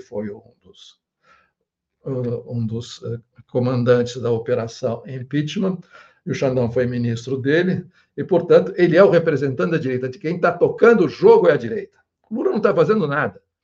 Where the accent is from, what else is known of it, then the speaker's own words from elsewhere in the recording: Brazil; nós brasileiros